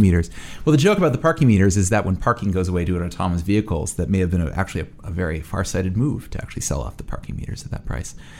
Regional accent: New York City, New York, United States; being a New Yorker

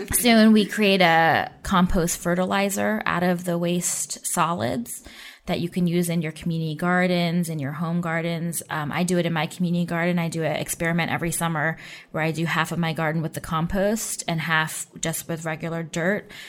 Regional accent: Oakland, California, United States; moved away; I grew up in the Oakland Bay Area

